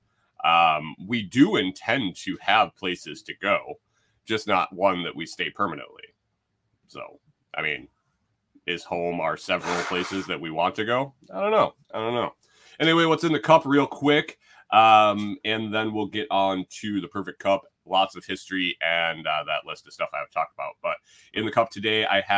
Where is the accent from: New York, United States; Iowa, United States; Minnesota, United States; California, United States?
Minnesota, United States; moved away; also born or lived in Tennessee; we're from Minnesota